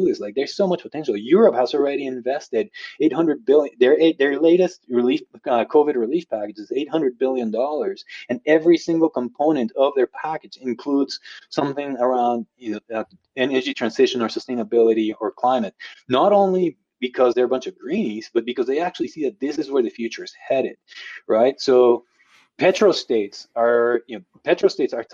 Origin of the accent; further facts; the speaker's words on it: Guatemala; now in United States; I'm originally from Guatemala. I became a U.S. citizen in 2018